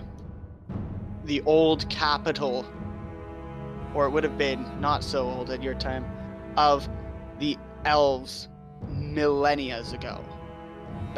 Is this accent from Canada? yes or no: yes; Canada; being a Canadian